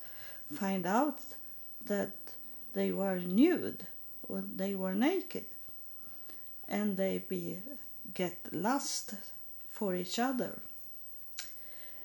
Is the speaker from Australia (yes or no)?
no; Sweden; English is a second language; also born or lived in United States; I was in my own country, I was still homeless and poor and needy, but I was in my country, and that means very much to could have the same languages and have the same sort of thinking, same culture